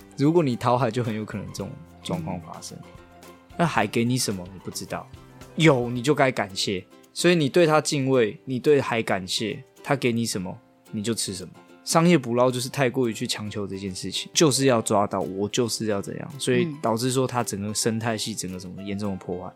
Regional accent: Hualien, Hualien County, Taiwan; 我们花莲人对这个东西有一个想象，有一个记忆

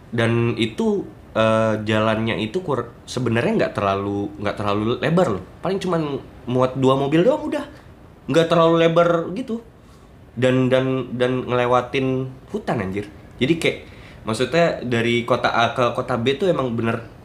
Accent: Kalimantan, Indonesia; gua gua gua orang Kalimantan uh, dan gue pernah di, tinggal di Kalimantan tuh sekolah doang sih gitu.

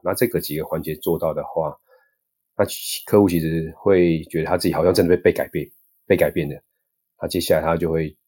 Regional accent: Taiwan; 我们是台湾人在， 在亚， 在国外有时候会被歧视

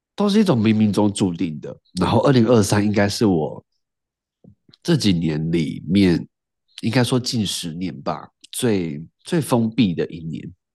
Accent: Tainan, Taiwan; 我也是台南人

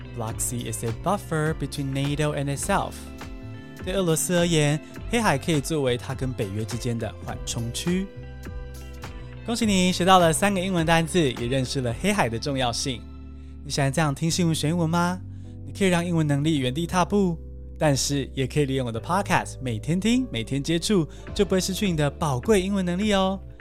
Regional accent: Taiwan; 我们台湾人

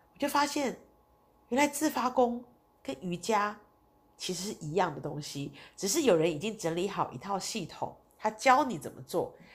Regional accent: Taiwan; 我们台湾人其实对佛教是比较熟悉的，对印度教我们是相对是比较陌生的

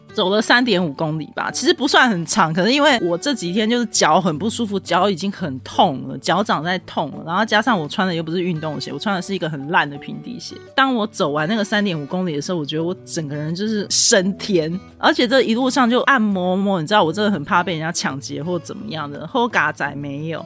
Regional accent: Taiwan; 他一知道我是台湾人

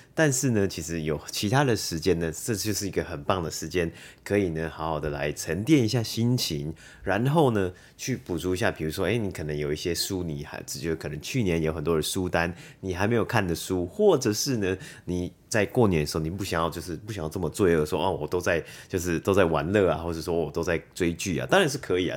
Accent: Taiwan; 我们台湾人

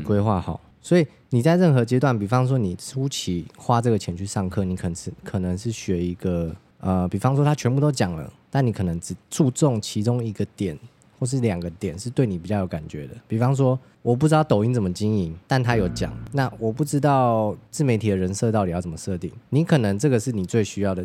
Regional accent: Taiwan; 我们台湾人

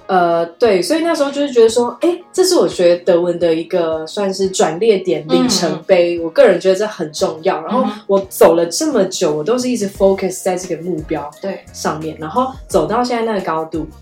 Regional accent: Germany; Chinese is a second language; 我们德国人传讯息也很少，他们不太浪费时间在社交媒体。

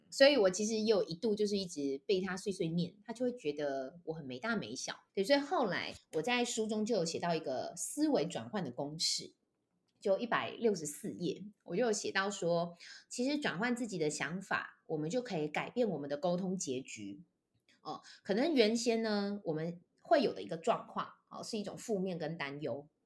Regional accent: Taichung, Taiwan; moved away as an adult; now in Taipei, Taiwan; 因为我是台中人，然后我后来台北我是因为到了台北来念大学，我就一直都在台北发展

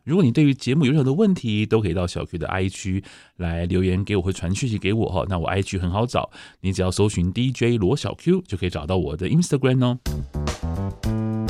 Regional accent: northern Taiwan, Taiwan; 我也是越北部小孩

